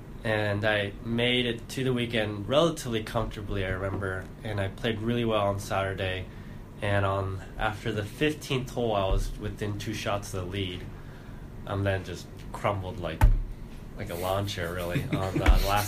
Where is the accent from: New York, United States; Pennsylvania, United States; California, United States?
California, United States; San Diego; also born or lived in South Korea; So I was actually born in Korea, moved over to the States when I was 8, picked up golf when I was like 8 and a half or so. Grew up in San Diego, California, and then played high school golf at Torrey Pines High School